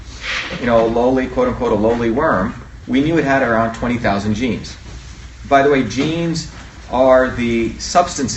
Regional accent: Mumbai, Maharashtra, India; moved away; I grew up in India originally, in it's the city of Bombay, which is basically New York on steroids.

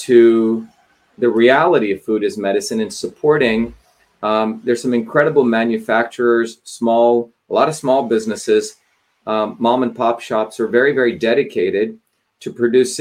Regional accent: India; moved away; growing up in India

